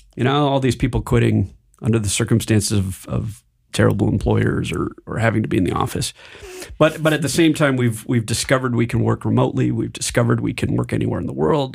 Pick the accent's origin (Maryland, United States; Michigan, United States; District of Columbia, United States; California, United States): Michigan, United States; moved away; also born or lived in Silicon Valley / Denver; I grew up in Michigan